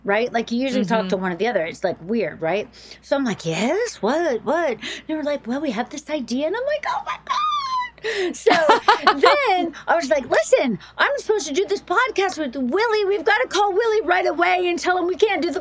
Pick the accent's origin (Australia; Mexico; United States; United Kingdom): United States; the South; moved away; I grew up in the South